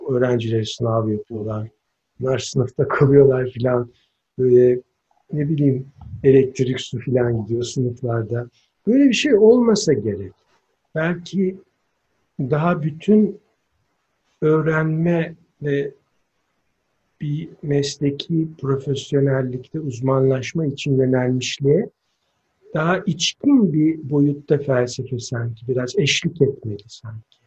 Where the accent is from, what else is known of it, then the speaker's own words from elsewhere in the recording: İzmir, Turkey; now in Antalya, Turkey; Ben mesela İzmir Karşıyaka'da doğmuşum. 35 buçuk Karşıyaka'lıyız